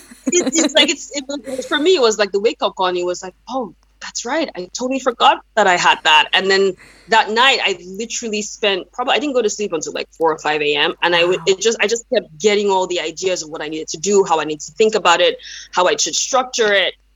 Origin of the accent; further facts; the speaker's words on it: Nigeria; first language Yoruba; English is a second language; now in United States; I'm originally from Nigeria, even though I've relocated to the United States for a number of years now